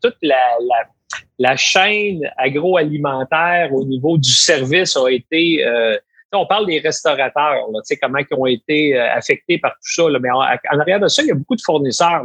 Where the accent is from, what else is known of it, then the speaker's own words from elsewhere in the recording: Quebec, Canada; chez nous au Québec